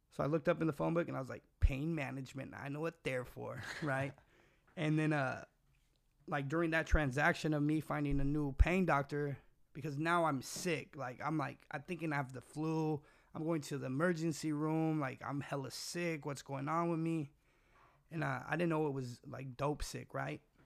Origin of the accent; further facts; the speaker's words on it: California, United States; also born or lived in Washington; I was born in Washington, moved to my, she moved me to California, left me with my grandma.